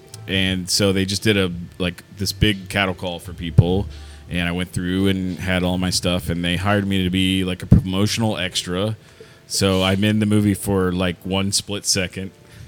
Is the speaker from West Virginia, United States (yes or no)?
yes; West Virginia, United States; I'm from West Virginia